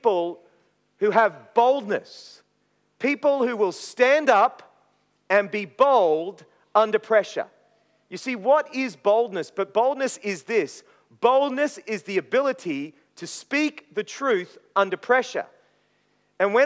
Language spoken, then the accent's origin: English; Maryborough, Queensland, Australia; also born or lived in Brisbane; I grew up in Maryborough in Queensland